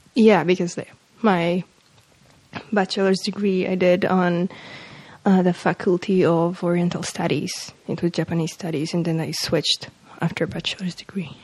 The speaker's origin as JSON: {"language": "English", "town": "Warsaw", "region": "Masovian Voivodeship", "country": "Poland", "tie": "born or raised there", "second_language": "English", "said": "I'm from Warsaw. I mean, I was born in Warsaw"}